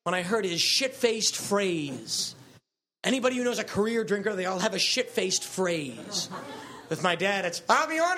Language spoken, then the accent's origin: English; United States; from America